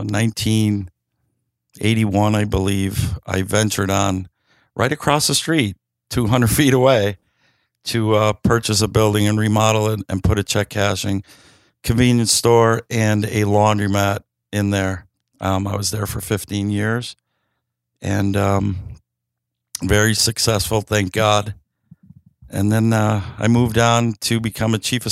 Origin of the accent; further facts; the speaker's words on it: Scranton, Pennsylvania, United States; I'm from Scranton my whole entire life